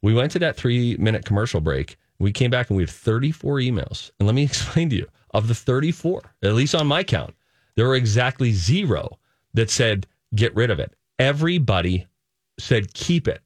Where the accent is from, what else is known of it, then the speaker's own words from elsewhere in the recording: Pittsburgh, Pennsylvania, United States; now in Minnesota, United States; we're big Steelers fans. We're from Pittsburgh